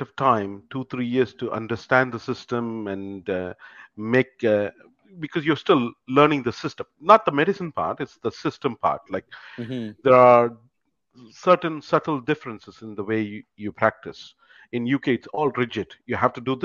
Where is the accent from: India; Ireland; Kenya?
India; moved away as an adult; also born or lived in United Kingdom; now in Canada; I'm originally from India